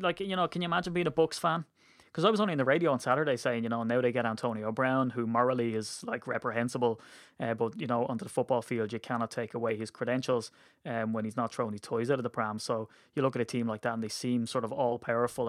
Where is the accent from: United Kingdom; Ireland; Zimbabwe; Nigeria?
Ireland; as an Irishman